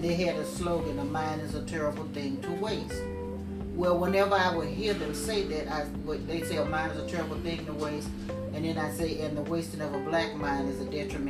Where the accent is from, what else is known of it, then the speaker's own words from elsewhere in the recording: Texas, United States; people from Texas are not just all over this country. We are all over the world.